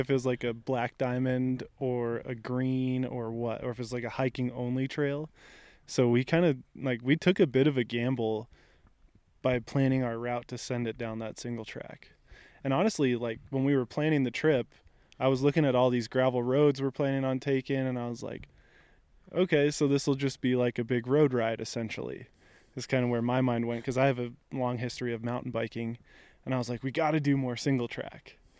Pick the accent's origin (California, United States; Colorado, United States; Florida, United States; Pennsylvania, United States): Colorado, United States; Front Range of; So I grew up in the Front Range of Colorado